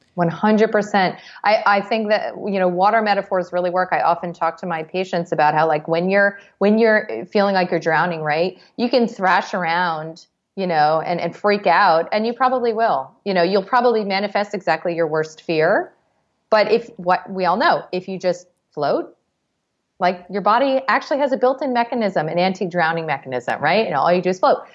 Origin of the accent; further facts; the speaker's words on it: New York, United States; As a New Yorker